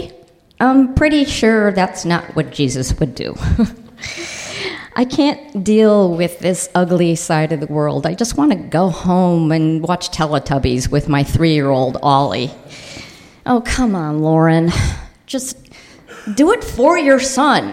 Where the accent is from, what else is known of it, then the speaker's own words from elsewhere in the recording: Highland Park, Illinois, United States; I grew up in Highland Park, Illinois, an all-Jewish suburb.